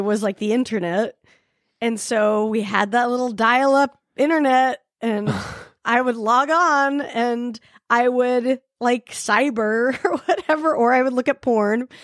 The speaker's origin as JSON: {"language": "English", "town": "Salt Lake City", "region": "Utah", "country": "United States", "tie": "born or raised there", "said": "I grew up in Salt Lake City"}